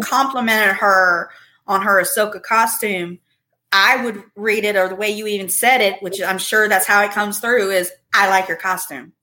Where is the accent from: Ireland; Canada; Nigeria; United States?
United States; Virginia; moved away as an adult; now in Arizona, United States; I'm from Virginia